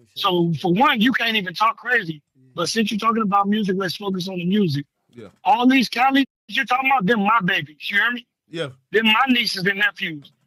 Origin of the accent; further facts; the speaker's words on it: California, United States; I was raised in California